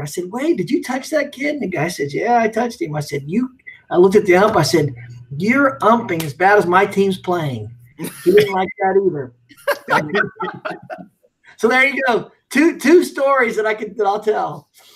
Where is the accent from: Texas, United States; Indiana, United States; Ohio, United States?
Indiana, United States; Ellettsville; I grew up in Ellettsville, Indiana